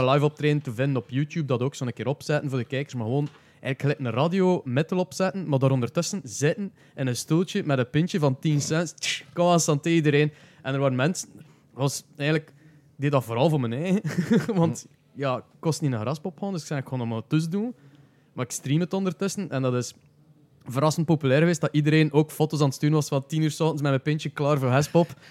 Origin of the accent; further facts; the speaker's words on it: Flanders, Belgium; accent: Flemish; ik ben direct was Vlaams te praten